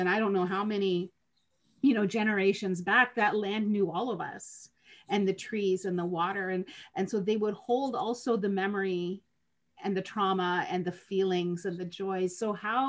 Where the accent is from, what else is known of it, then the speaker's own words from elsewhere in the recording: Lac Seul, Ontario, Canada; now in Niagara, Canada; I'm from Lac Seul, don't live anywhere near home. Home for me is in Niagara